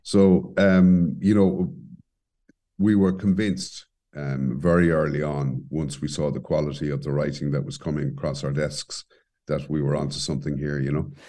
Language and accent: English; Cobh, Munster, Ireland; moved away as an adult; also born or lived in Caribbean; now in Cork, Ireland; growing up in Cove and the Harbour area